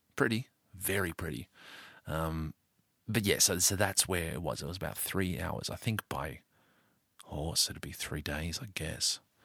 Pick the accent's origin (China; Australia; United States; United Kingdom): Australia; a kid growing up in Australia